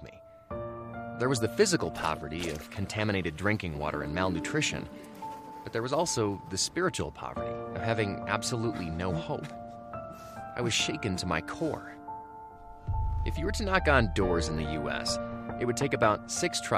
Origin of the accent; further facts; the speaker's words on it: United States; I'm from America, and in my town, there was a church on practically every corner